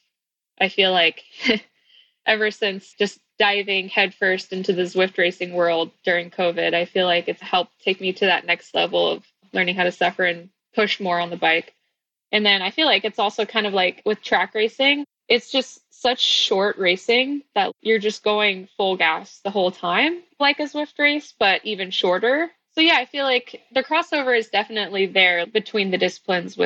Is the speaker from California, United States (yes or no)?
yes; Northern California, United States; also born or lived in Florida; I was born in Florida, but raised in Northern California